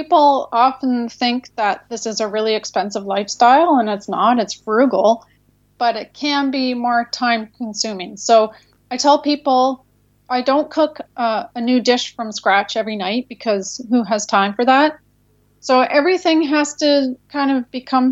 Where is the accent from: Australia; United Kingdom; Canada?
Canada; now in United States; We're Canadian, but we live in the U.S.